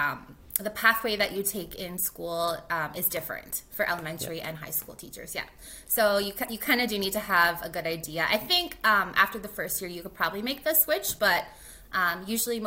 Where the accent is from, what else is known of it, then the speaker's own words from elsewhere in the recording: North Battleford, Saskatchewan, Canada; moved away as an adult; also born or lived in Grande Prairie, Alberta; now in Edmonton, Canada; I actually was not born and raised in Edmonton. I am from Saskatchewan, a little town, I guess city called North Battleford.